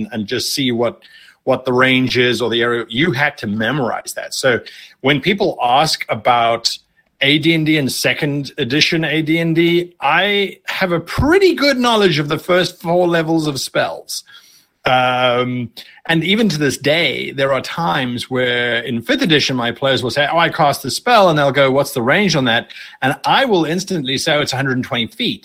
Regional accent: South Africa; moved away; I'm originally from South Africa, and so we were very, very isolated.

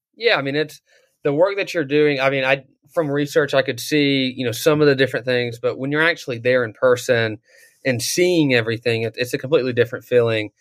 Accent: North Georgia, United States; I grew up in North Georgia

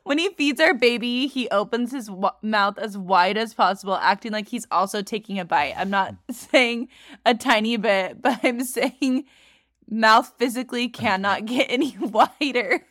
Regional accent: California, United States; I grew up in California.

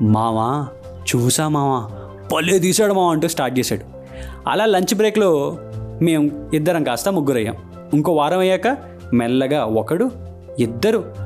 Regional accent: Tanuku, Andhra Pradesh, India; మా ఊరు తణుకు నుండి భీమవరం కాలేజ్కి వెళ్ళే టైంలో

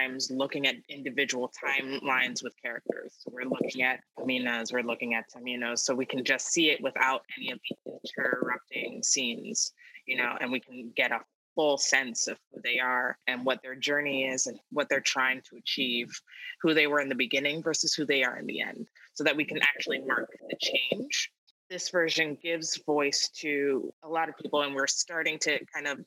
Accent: Columbia, Maryland, United States; I'm from Columbia, Maryland.

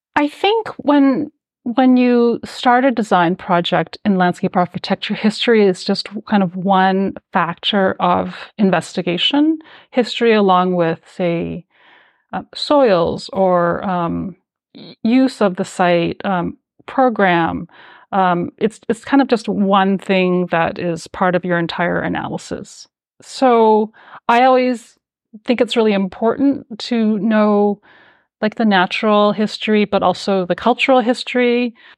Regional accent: Calgary, Alberta, Canada; also born or lived in New York; now in Toronto, Canada; I grew up in Calgary, Alberta

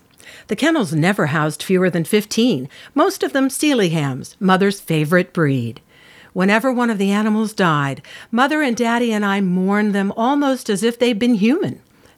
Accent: Hastings-on-Hudson, New York, United States; now in California, United States; I say, "No, I was born in New York, and I lived in Hastings on the Hudson, and that is my home." I think where you are born is basically your home.

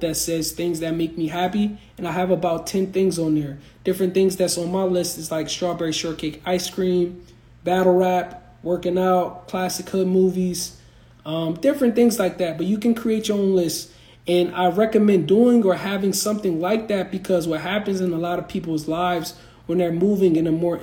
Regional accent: East Coast, United States; moved away; originally I'm from the East Coast

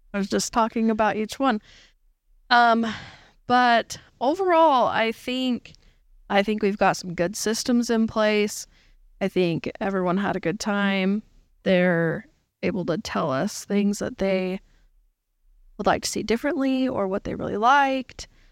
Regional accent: Utah, United States; we are from Utah

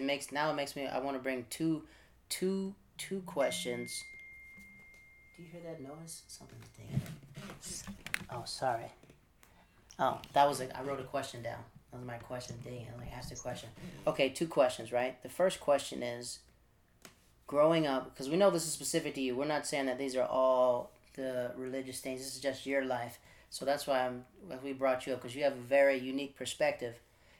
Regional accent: Netherlands; also born or lived in Florida, United States / North Carolina, United States / Japan; Like, I'm from Florida in North Carolina, but I grew up in the Netherlands and Japan.

